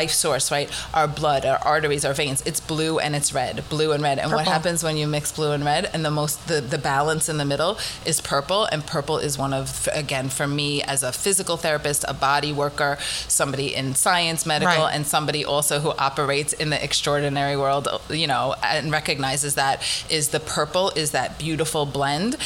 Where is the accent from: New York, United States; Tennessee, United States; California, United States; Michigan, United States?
New York, United States; Massapequa Park; moved away; also born or lived in Riverdale, Bronx, New York; I actually grew up, I went to Farmingdale High School, but I grew up in Massapequa Park